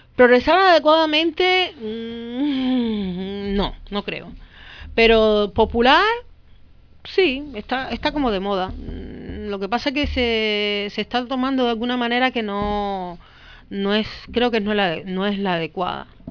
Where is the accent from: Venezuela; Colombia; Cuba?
Cuba; moved away as an adult; now in Spain; soy cubana